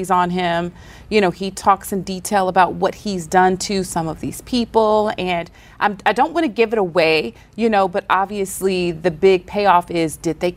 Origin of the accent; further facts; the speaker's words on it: the South, United States; accent: Southern; I'm from the South, I got this accent